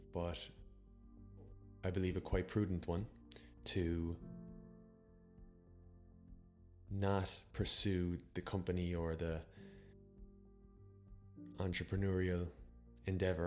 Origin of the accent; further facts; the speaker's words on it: Ireland; also born or lived in Copenhagen, Denmark; I actually traveled back to Ireland as a study abroad student, even though I'm Irish